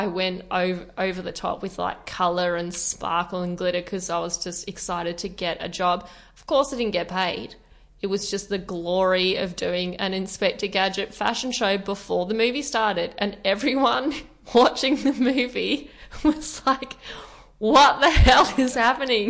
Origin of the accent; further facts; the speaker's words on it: Torquay, Victoria, Australia; now in Melbourne, Australia; Torquay, if those who are listening are not aware of it, it's a surfy town